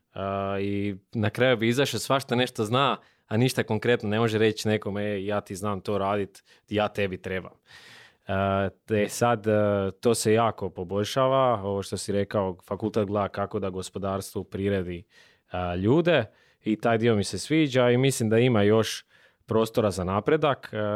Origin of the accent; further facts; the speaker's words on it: Slavonia, Croatia; dolazim iz Slavonije